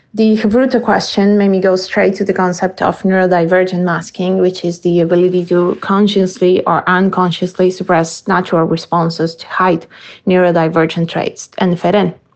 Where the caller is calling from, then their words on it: Argentina; I'm calling from Argentina